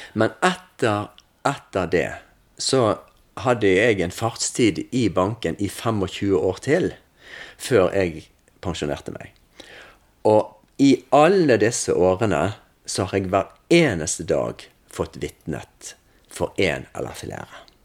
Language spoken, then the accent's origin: Norwegian; Salhus, Vestland, Norway; Jeg er oppvokst i Salhus.